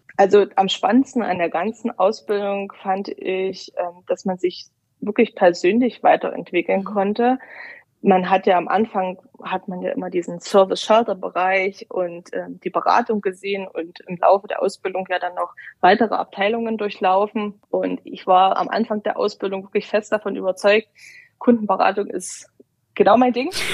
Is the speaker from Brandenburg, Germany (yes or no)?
yes; Brandenburg, Germany; moved away as an adult; also born or lived in Dresden; Ich komme ursprünglich aus Brandenburg